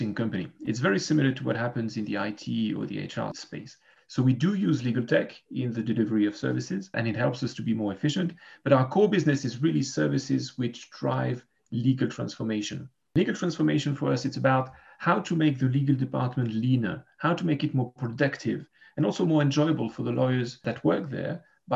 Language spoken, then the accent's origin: English; Geneva, Switzerland; I'm a lawyer from Geneva, Switzerland.